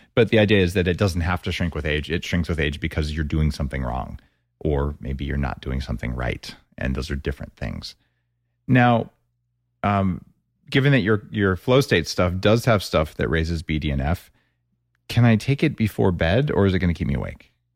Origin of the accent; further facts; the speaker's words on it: New Mexico, United States; I grew up in New Mexico with green chili